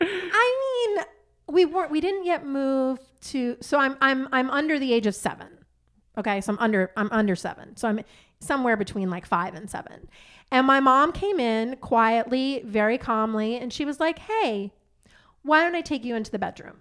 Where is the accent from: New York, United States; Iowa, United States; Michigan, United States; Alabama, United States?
New York, United States; Long Island; I grew up on Long Island